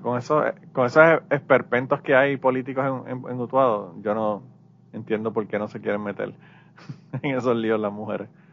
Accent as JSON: {"language": "Spanish", "country": "Puerto Rico", "moved": "yes", "lives_now": "United States"}